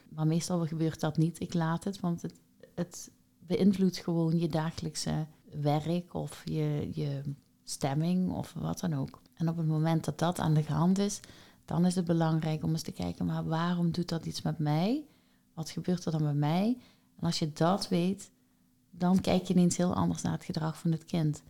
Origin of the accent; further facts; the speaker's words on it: Netherlands; ik ben Nederlandse